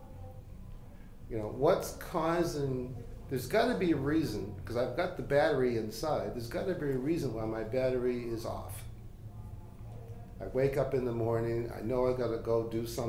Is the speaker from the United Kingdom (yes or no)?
no; Halifax, Nova Scotia, Canada; I was born in Halifax and into a family of spiritual healers. And they worked in the Halifax community